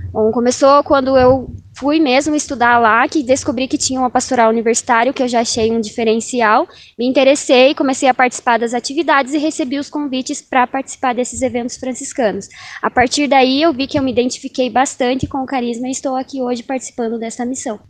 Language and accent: Portuguese; Curitiba, Paraná, Brazil; venho lá de Curitiba, do Paraná